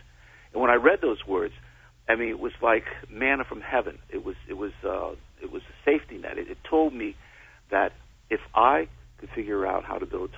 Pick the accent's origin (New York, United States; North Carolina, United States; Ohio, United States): New York, United States; New York City; I grew up in the Bronx, New York.